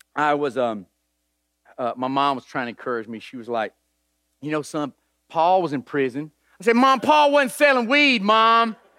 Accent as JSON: {"language": "English", "town": "Nashville", "region": "Tennessee", "country": "United States", "tie": "born or raised there", "said": "I grew up in East Nashville"}